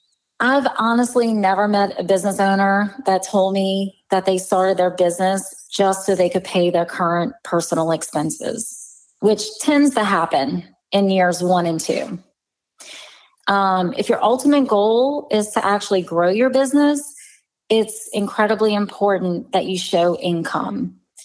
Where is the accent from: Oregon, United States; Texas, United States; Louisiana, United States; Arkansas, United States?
Louisiana, United States; I'm from the South. We can say a lot in a very short period of time.